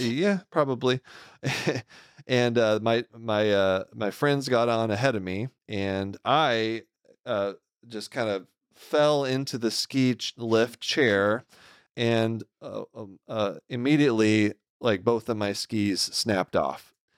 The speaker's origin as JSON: {"language": "English", "region": "Texas", "country": "United States", "tie": "born or raised there", "said": "I'm a native Texan."}